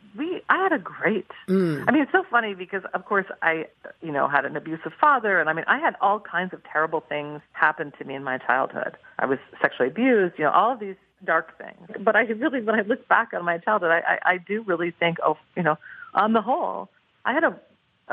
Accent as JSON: {"language": "English", "town": "Portland", "region": "Oregon", "country": "United States", "tie": "born or raised there", "said": "my hometown of Portland, Oregon"}